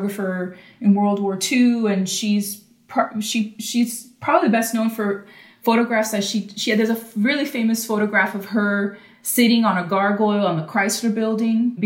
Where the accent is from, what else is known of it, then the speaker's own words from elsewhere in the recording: Miami, Florida, United States; moved away as an adult; also born or lived in New Orleans, Louisiana; I grew up in Miami, Florida, in a Cuban household